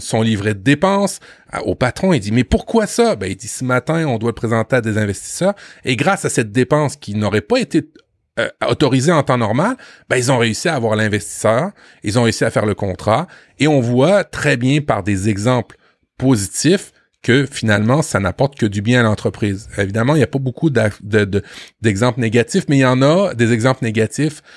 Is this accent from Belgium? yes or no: no; France; chez nous en France